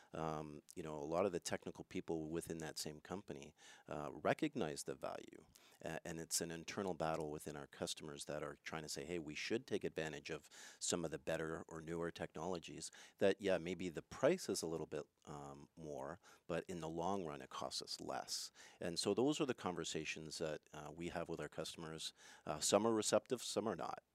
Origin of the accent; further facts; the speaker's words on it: Montreal, Quebec, Canada; moved away; I'm originally from Montreal, so I speak French mm. a little bit